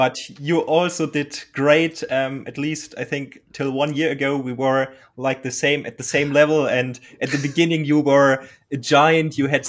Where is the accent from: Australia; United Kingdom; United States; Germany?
Germany; English is a second language; I'm from Germany and I'm trying to speak English somehow.